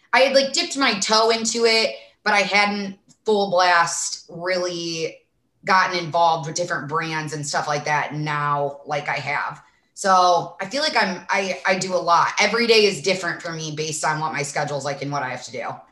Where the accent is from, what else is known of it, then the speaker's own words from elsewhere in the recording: Sandwich, Illinois, United States; accent: Midwest; now in Arizona, United States; I'm from a small town in Illinois called Sandwich, but I do have a very thick accent